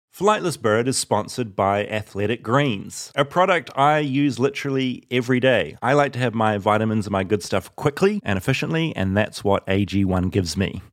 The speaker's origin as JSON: {"language": "English", "country": "New Zealand", "said": "as a Kiwi"}